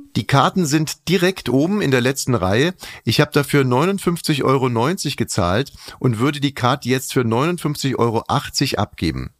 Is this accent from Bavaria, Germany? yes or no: yes; Bavaria, Germany; also ich komme aus Bayern